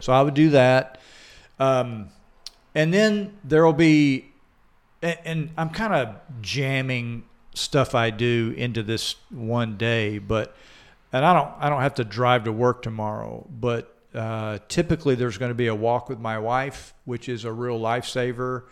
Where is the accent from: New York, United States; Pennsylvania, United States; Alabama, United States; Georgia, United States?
Georgia, United States; Atlanta; accent: Southern; now in Des Moines, United States; I grew up in Atlanta, Georgia